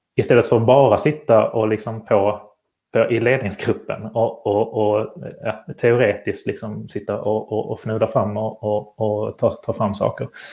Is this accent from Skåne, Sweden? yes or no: yes; Malmö, Skåne, Sweden; now in Stockholm, Sweden; jag bor ju själv i Stockholm, men är född och uppvuxen här i Malmö